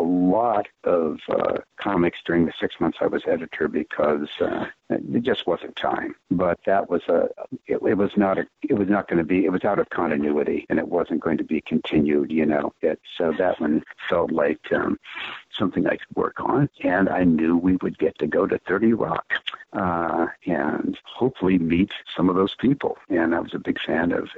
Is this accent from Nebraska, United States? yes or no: yes; Nebraska, United States; I'm from Nebraska.